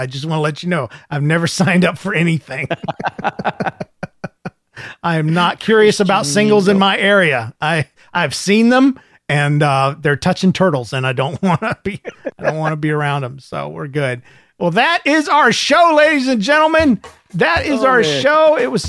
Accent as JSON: {"language": "English", "region": "Michigan", "country": "United States", "said": "Since I'm from Michigan, we decided to meet halfway in Ohio and spend the day together."}